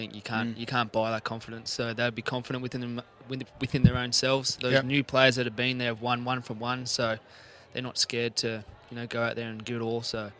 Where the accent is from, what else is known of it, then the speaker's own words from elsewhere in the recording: Queanbeyan, New South Wales, Australia; Born in Queanbeyan, mate.